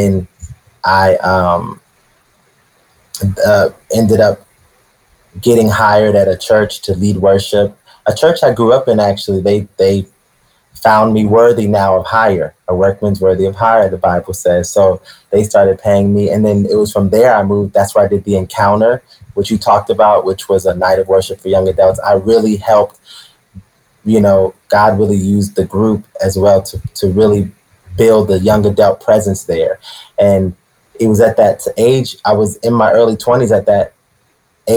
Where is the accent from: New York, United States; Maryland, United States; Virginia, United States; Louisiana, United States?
Maryland, United States; moved away as an adult; also born or lived in Florida / Brooklyn; I moved back to Maryland